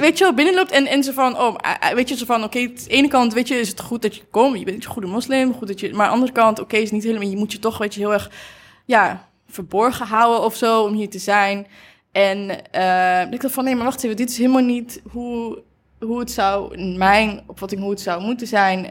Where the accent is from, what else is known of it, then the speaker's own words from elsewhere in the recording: Achterhoek, Gelderland, Netherlands; moved away; ik kom uit Achterhoek